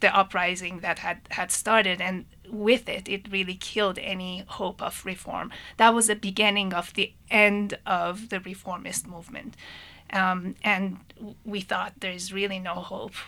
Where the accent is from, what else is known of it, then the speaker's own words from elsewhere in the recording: Tehran, Tehran Province, Iran; moved away as an adult; I was also born and raised in, in Tehran, in Iran. Um, I left right after high school